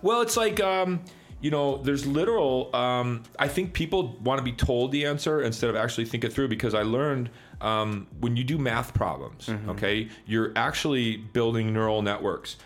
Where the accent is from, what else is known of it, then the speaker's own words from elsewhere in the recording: Chicago, Illinois, United States; I grew up in Chicago in the 90s